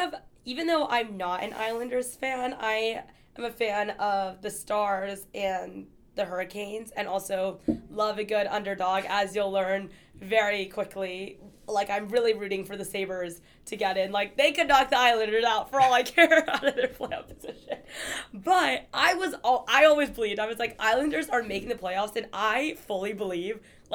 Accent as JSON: {"language": "English", "town": "Houston", "region": "Texas", "country": "United States", "said": "I'm from Houston."}